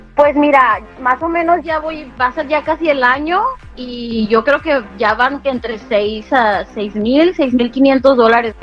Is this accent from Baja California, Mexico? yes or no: yes; Mexicali, Baja California, Mexico; now in United States; Yo vivo acá en Estados Unidos y nosotros soy originaria de Mexicali